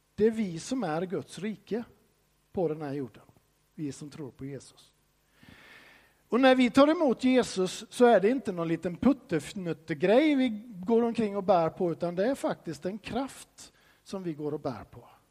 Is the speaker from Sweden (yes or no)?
yes; Sweden; som svensk så får man ju höra från barnsben att du ska inte tro att du är någonting